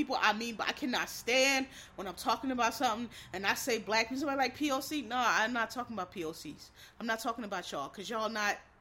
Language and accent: English; Northeast, United States; I'm from the Northeast